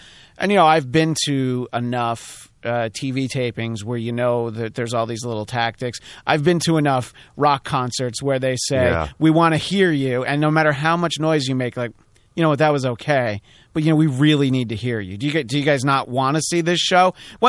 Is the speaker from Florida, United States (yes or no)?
no; New York, United States; I grew up near New Jersey, but I grew up in New York State.